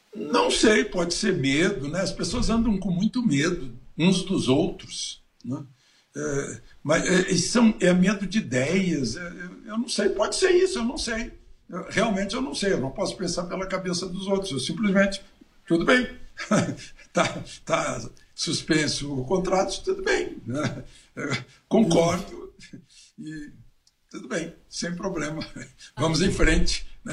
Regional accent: Cachoeira do Sul, Rio Grande do Sul, Brazil; moved away; lá na minha cidade, em Cachoeira

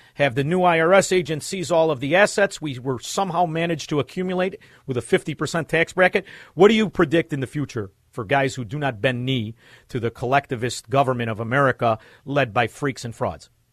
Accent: Chicago, Illinois, United States; I'm from Chicago, Illinois.

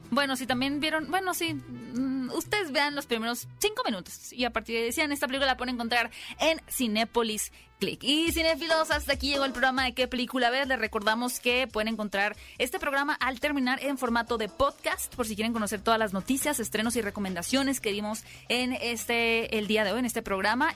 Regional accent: Hermosillo, Sonora, Mexico; soy de Hermosillo

